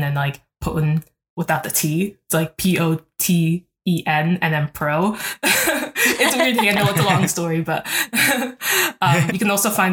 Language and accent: English; Columbus, Ohio, United States; also born or lived in Newark, New Jersey / Ghana (ancestry); Even though I grew up in Columbus, and Columbus is not a huge city, I was born in New Jersey, in like the city, like in Newark